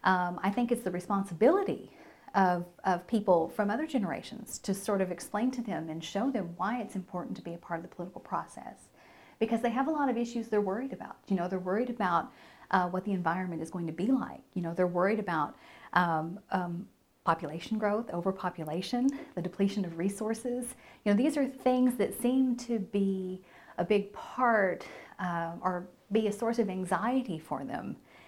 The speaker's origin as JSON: {"language": "English", "region": "California", "country": "United States", "said": "You know, I was from California originally, and so we were kind of considered to be transplants in the area."}